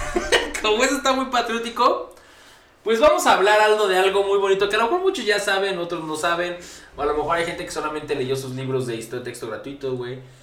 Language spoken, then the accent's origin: Spanish; Mexico